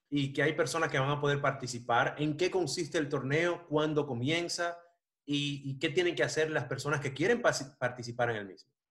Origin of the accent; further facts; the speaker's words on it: Dominican Republic; now in Miami, United States; yo me crié en República Dominicana